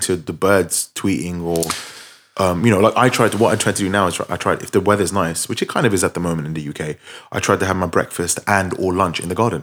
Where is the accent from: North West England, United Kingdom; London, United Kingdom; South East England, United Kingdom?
London, United Kingdom; we're from London, we, we, we both live, like, twenty minutes from central London